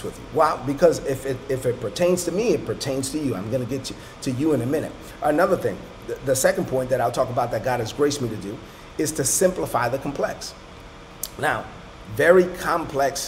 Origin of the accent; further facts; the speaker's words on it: New York City, New York, United States; I grew up in Brooklyn, in East New York, Brooklyn